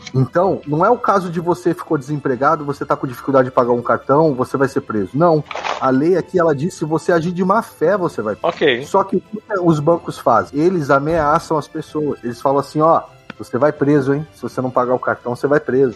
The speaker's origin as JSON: {"language": "Portuguese", "region": "São Paulo", "country": "Brazil", "moved": "yes", "lives_now": "Dubai, United Arab Emirates", "said": "Eu sou de São Paulo"}